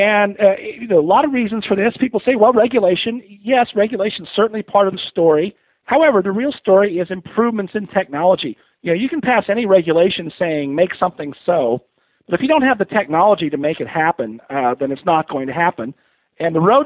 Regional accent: Pasadena, California, United States; I grew up in the Pasadena area in L.A. in the 60s and 70s

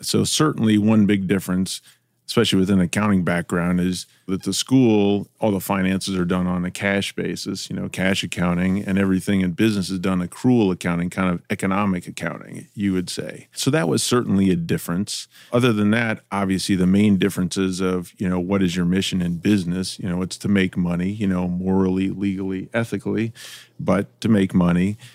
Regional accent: Iowa, United States; now in Ohio, United States; I grew up in Iowa, so I didn't grow up in Ohio, but I grew up in Iowa

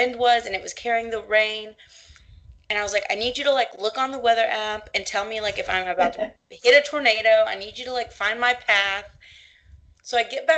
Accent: Houston, Texas, United States; I'm from Houston. We are Hurricane City.

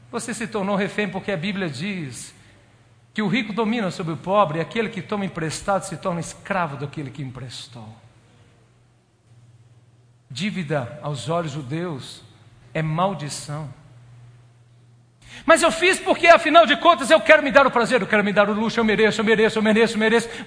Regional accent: Minas Gerais, Brazil; eu sou muito bom nas compras, eu sou mineirinho. Mineiro é bom nas compras

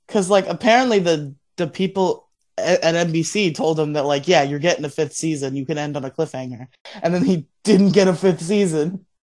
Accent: Florida, United States; also born or lived in Massachusetts; I was born in Massachusetts, but I moved to we moved to Florida before I was before I turned two

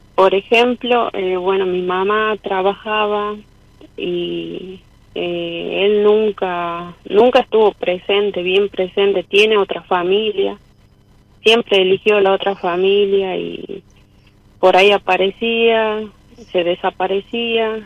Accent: San Fernando del Valle de Catamarca, Catamarca, Argentina; soy de Catamarca Capital

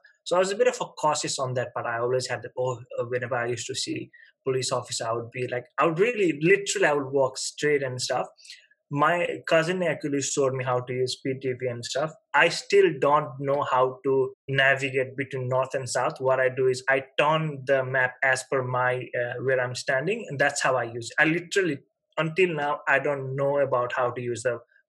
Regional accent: Nepal; English is a second language; moved away as an adult; now in Melbourne, Australia

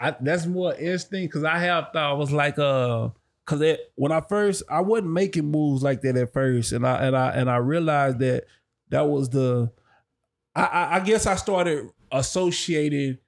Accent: Dallas, Texas, United States; I'm from Dallas

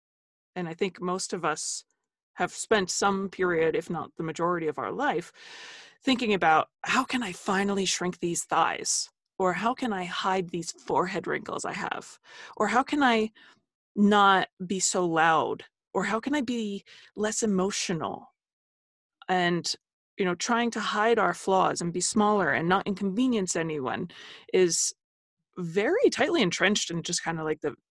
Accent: Holmdel, New Jersey, United States; also born or lived in New Brunswick, New Jersey; I am from Jersey.

